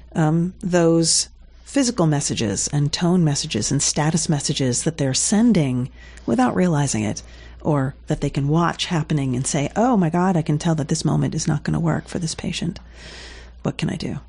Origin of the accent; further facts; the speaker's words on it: South Carolina, United States; accent: Southern; moved away; also born or lived in New Jersey; I was born in New Jersey and then I lived in South Carolina in my language years